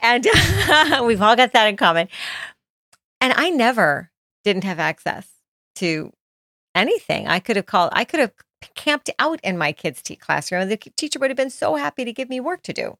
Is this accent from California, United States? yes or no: no; Florida, United States; also born or lived in Jackson, Mississippi; I grew up in Jackson, Mississippi, well, sometimes in Jackson, Mississippi, and some in Florida